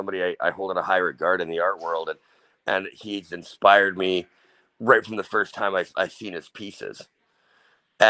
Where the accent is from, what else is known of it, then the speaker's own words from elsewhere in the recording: Canada; we are Canadian